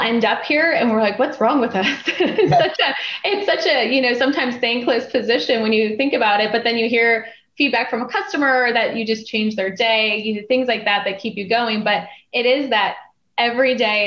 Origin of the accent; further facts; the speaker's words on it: North Dakota, United States; I grew up in North Dakota, and so we're used to negative 40 Fahrenheit